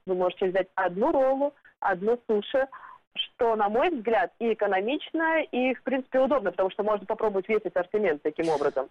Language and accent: Russian; Primorsky Krai, Russia; now in New York, United States; я родом из Приморского края, и там у нас китайская еда — это как национальная еда